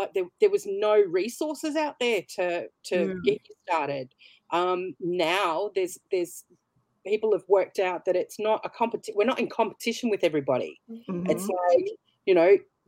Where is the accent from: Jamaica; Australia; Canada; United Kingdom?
Australia; Brisbane, Queensland; I'm from Brisbane, Australia.